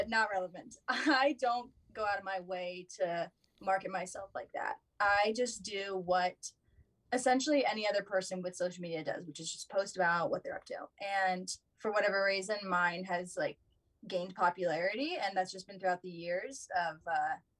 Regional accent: Virginia, United States; moved away as an adult; now in Colorado, United States; I'm from Virginia

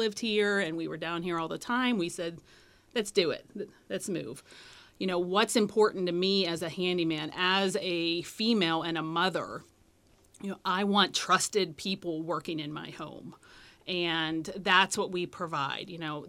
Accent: Pittsburgh, Pennsylvania, United States; Well, we are from the Pittsburgh area.

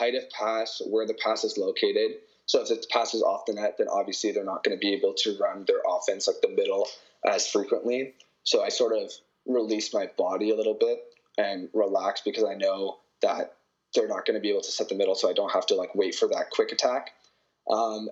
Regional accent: Canada; accent: Canadian; moved away as an adult; now in California, United States; I have a Canadian accent

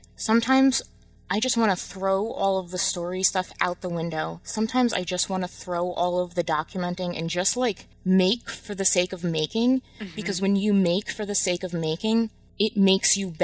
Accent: New Jersey, United States; moved away as an adult; now in Michigan, United States; after I moved away from New Jersey, after I moved away from home or was home for like 28 years

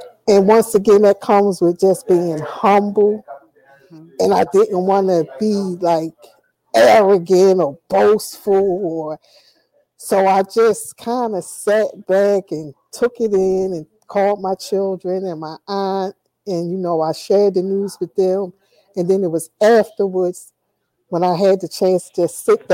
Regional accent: Atlantic City, New Jersey, United States; I'm from Atlantic City

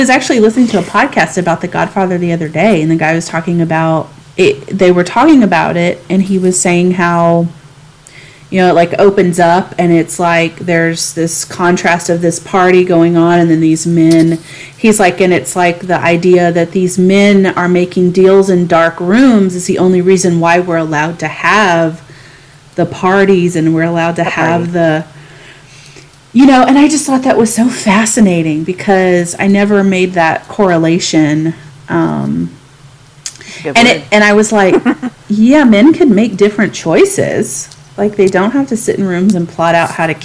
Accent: the South, United States; moved away; also born or lived in San Diego; growing up in the South

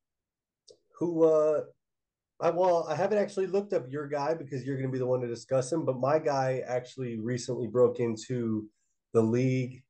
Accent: Littleton, Colorado, United States; moved away; also born or lived in Englewood, Colorado; I was born in Inglewood, right? Inglewood, Colorado, which is the first suburb south of Denver. And I grew up in Littleton, which is one more suburb south

